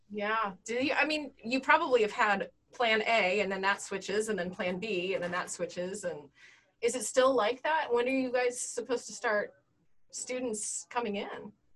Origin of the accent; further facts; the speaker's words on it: Denver, Colorado, United States; I grew up in Denver, so we camped